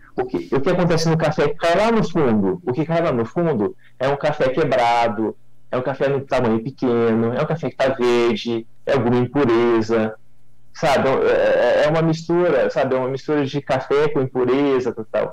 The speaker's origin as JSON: {"language": "Portuguese", "town": "Mogi Guaçu", "region": "São Paulo", "country": "Brazil", "said": "Eu sou daqui da, da região, né? sou de Mogi Guaçu, sou da região aqui de Espírito do Pinhal"}